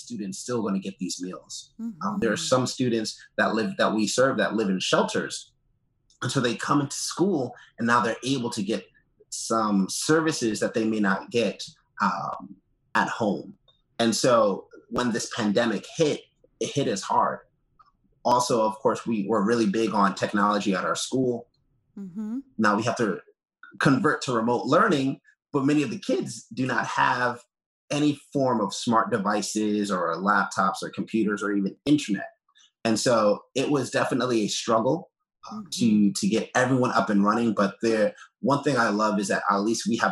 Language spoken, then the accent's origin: English; New York City, New York, United States; also born or lived in Brooklyn, New York; I grew up in Queens, New York.